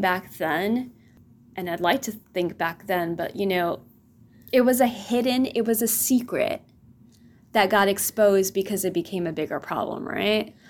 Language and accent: English; the Rio Grande Valley, Texas, United States; moved away; Coming from the valley, our beach is South Padre Island